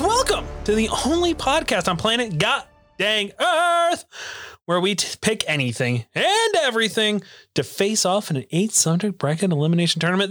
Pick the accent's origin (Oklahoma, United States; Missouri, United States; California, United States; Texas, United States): Oklahoma, United States; I'm from Oklahoma